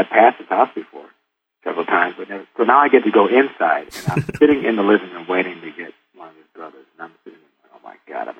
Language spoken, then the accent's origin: English; Detroit, Michigan, United States; I'm from Detroit